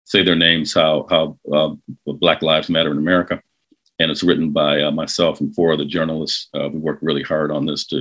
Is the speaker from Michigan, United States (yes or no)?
yes; Detroit, Michigan, United States; I grew up in Detroit, keep in mind, like in the 1960s, 1970s